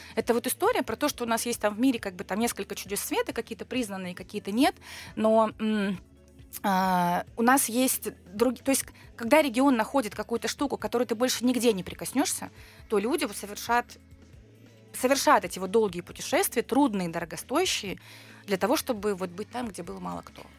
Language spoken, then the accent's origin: Russian; Siberia, Russia; also born or lived in Barnaul; now in Moscow, Russia; как человек, который из Сибири